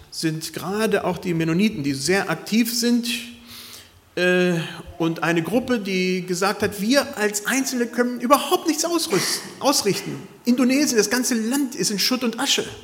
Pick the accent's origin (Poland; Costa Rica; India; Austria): Costa Rica; es hat mich gewundert von Leuten, die ich als Kind in Costa Rica kannte